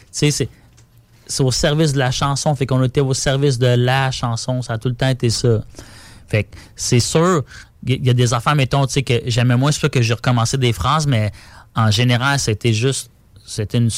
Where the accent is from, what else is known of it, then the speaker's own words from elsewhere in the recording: Terrebonne, Quebec, Canada; Parce que moi, je viens de Terrebonne. Puis là, j'étais comme vintage à l'est.